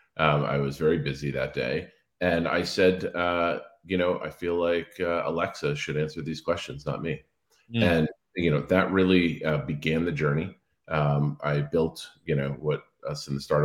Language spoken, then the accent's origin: English; Cape Cod, Massachusetts, United States; moved away; also born or lived in Washington, D.C.; I grew up on Cape Cod